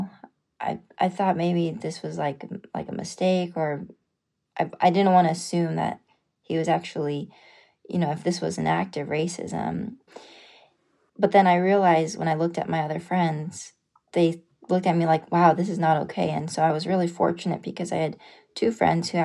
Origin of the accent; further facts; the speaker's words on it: Los Angeles, California, United States; moved away as an adult; now in North Carolina, United States; I was born and raised in Los Angeles.